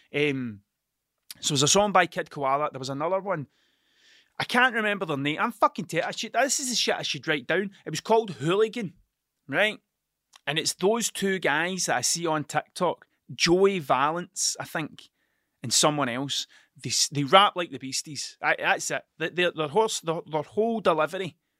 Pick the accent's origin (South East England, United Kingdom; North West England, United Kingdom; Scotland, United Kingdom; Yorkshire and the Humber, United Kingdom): Scotland, United Kingdom; accent: Scottish; my Scottish accent